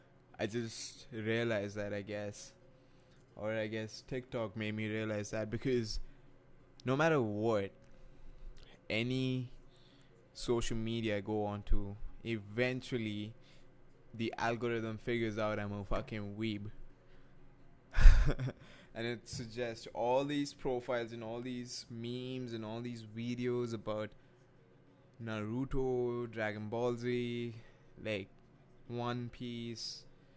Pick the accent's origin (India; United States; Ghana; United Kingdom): India; English is a second language; moved away; I wasn't always like this. I was born and raised in India, but I guess that's what happens when you live in another country for a while.